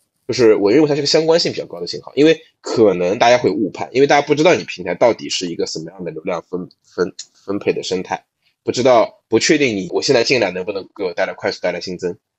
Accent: Shanghai, China; 对，上海人是有很明确的社区化的一种黑化体系的，你知道吗？对，就我们上海人看

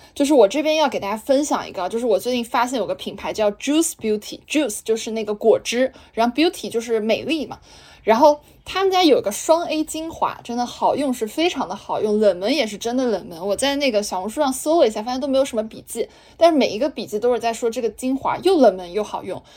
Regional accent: Zhejiang, China; 我们浙江人都比较喜欢吃笋啊

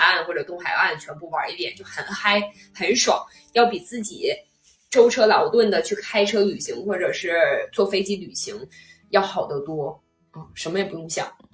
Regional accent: China; 我们中国人就是比较谨慎嘛

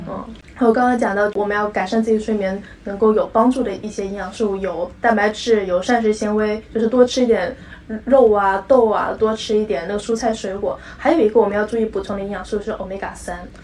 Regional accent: Guangdong, China; 我们广东人家庭就很喜欢吃那个豆腐花

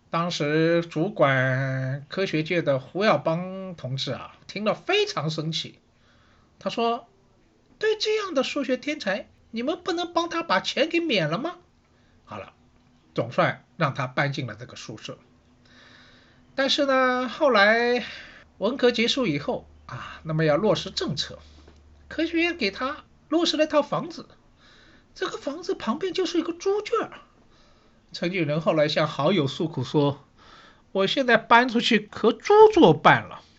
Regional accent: Shanghai, China; 我是上海人，所以呢，对城市这一块呢，好像也特别有感觉

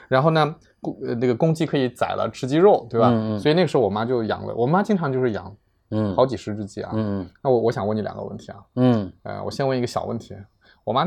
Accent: rural Jiangsu, China; 因为我小时候也在农村，在江苏的农村。

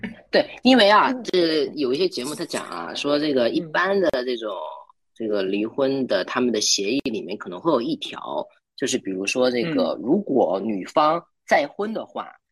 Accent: Liaoning, China; moved away as an adult; also born or lived in Taichung, Taiwan; 我是辽宁人，然后呢，就是在二零一三年到二零一七年这个期间，在台湾台中的静宜大学读书

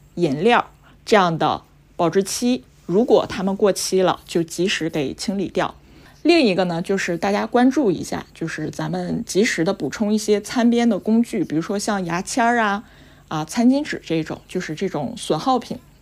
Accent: Harbin, Heilongjiang, China; 我是嗯。哈尔滨人

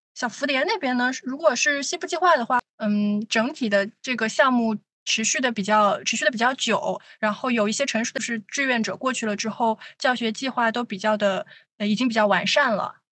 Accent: southern China, China; 作为一个南方人

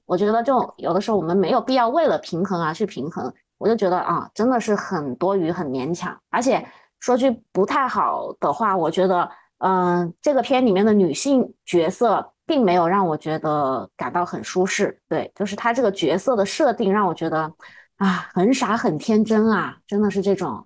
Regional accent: China; 我们大陆这边

